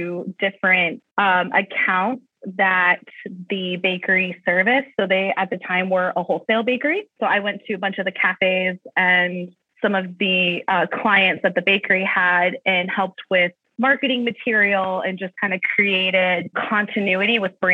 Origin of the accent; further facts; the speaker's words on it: Columbus, Ohio, United States; moved away as an adult; also born or lived in United Kingdom / Tucson, Arizona; I say I'm from Columbus. My family's been here for numerous years